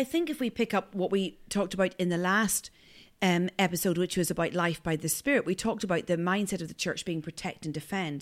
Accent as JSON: {"language": "English", "area": "north coast of Ireland", "region": "Northern Ireland", "country": "United Kingdom", "accent": "Northern Irish", "said": "My accent is from the north coast of Ireland"}